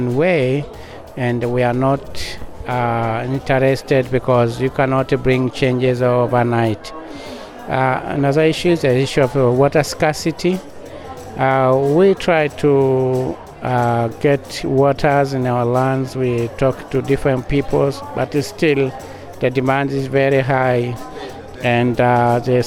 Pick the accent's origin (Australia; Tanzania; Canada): Tanzania; I'm from the Parakuyo Maasai pastoralists in Tanzania.